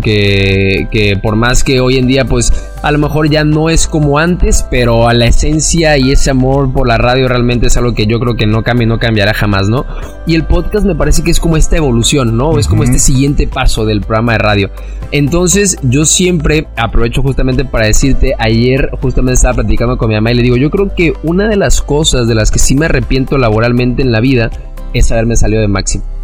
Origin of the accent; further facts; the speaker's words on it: Cancún, Quintana Roo, Mexico; soy de Cancún, aquí he vivido y aquí crecí toda mi vida